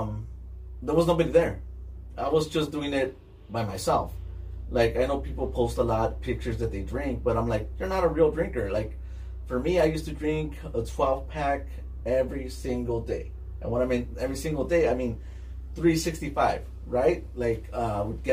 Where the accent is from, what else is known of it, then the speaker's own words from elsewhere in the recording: East Los Angeles, California, United States; I lived in City Terrace, and then we moved to by Olympic and Downey